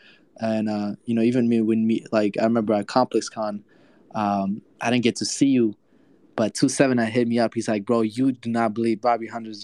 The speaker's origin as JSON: {"language": "English", "country": "Afghanistan", "moved": "yes", "lives_now": "United States", "said": "So I come from Afghanistan to the States in 2015."}